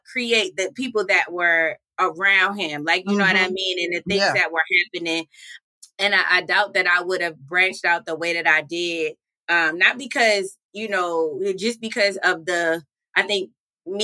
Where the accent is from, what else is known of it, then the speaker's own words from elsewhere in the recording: Baltimore, Maryland, United States; moved away as an adult; also born or lived in Wilberforce, Ohio; now in Columbus, United States; I am from Baltimore, Maryland originally